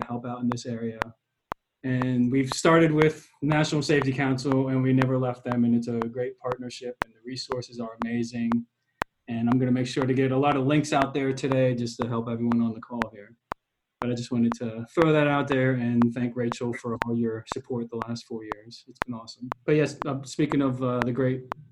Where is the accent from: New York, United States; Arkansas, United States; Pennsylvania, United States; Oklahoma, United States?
Pennsylvania, United States; Mechanicsburg; moved away as an adult; also born or lived in Pittsburgh, Pennsylvania; I grew up in Mechanicsburg, Central PA